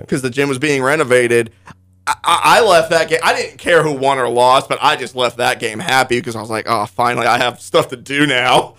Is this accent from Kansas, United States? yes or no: yes; Altamont, Kansas, United States; down in Altamont, uh, my hometown